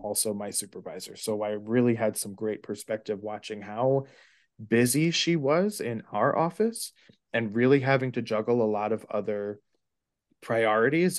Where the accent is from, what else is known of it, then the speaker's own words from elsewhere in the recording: New York City, New York, United States; grew up in New York City. I've been a New York City kid through and through